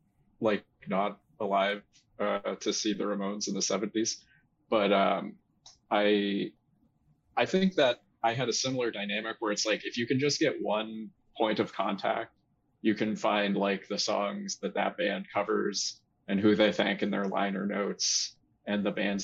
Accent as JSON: {"language": "English", "area": "near Boston", "region": "Massachusetts", "country": "United States", "tie": "born or raised there", "said": "So for me, I grew up near Boston"}